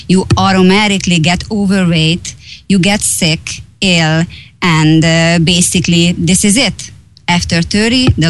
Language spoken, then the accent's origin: English; Hungary; English is a second language; moved away; I am from Hungary. I was born 43 years ago